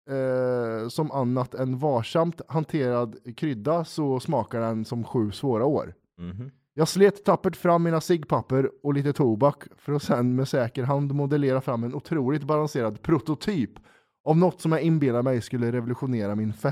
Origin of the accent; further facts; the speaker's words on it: Åland, Finland; när jag växte upp på Åland så brukar jag och mina kompisar dricka Coca-Cola och käka muskotnötter så vi blir roliga i huvudet.